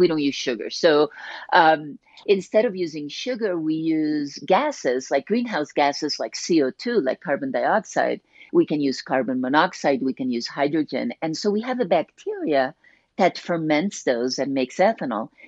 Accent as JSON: {"language": "English", "country": "Colombia", "tie": "born or raised there", "moved": "yes", "said": "I grew up in Colombia"}